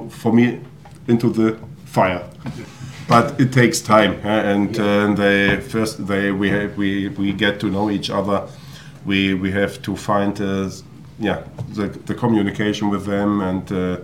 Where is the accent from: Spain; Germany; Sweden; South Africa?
Germany; Hanover, Lower Saxony; English is a second language; moved away as an adult; now in Huddersfield, United Kingdom; my hometown city, Hanover